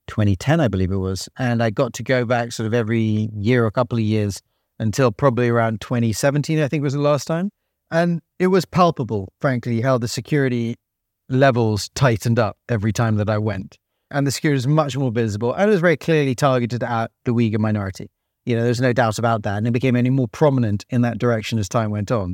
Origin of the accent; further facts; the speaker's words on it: United Kingdom; accent: British; I'm a Brit, so, you know, they hear a British accent